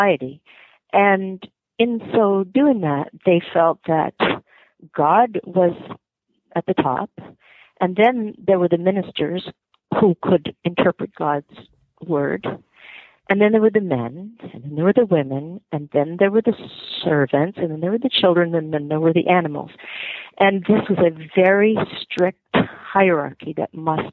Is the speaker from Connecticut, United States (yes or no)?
yes; Connecticut, United States; I grew up in Connecticut